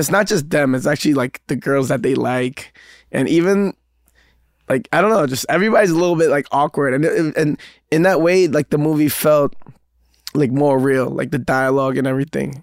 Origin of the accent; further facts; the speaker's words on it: New York City, New York, United States; growing up in Queens